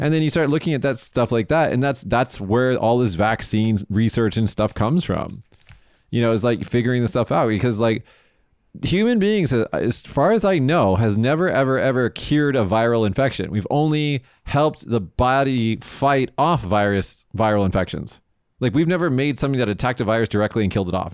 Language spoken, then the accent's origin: English; Las Vegas, Nevada, United States; moved away as an adult; now in Japan; in the state of Nevada, my hometown. Oh my God, when I was, when I flew home to Vegas